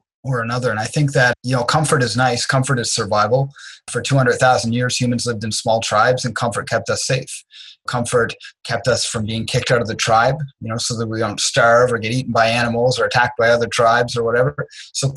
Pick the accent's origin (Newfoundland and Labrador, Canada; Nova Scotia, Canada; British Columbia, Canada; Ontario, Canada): Nova Scotia, Canada; Dartmouth; also born or lived in Trenton, Nova Scotia; I grew up in Dartmouth, Nova Scotia